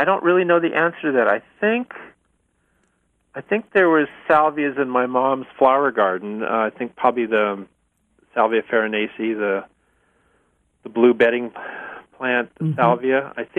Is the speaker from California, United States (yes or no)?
yes; Berkeley, California, United States; also born or lived in northeastern United States; I grew up in the Berkeley Hills